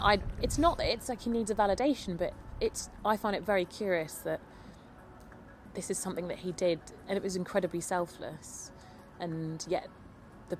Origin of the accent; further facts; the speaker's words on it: London, United Kingdom; born and bred in London